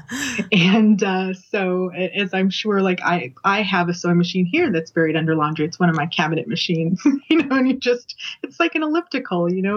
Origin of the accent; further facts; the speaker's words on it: Colorado, United States; I grew up in Colorado, but I spent all of the summers of my youth in Louisiana